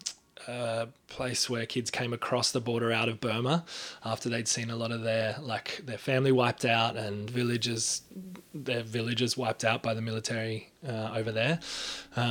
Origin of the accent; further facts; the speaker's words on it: Australia; I am an Australian spoken word artist